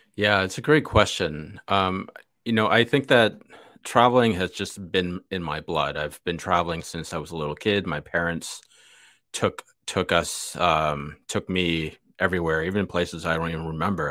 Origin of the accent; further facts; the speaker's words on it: Chicago, Illinois, United States; I was born in the north side, went to school in the south side, but my family lives in the, in the burbs, west, western burbs of Chicago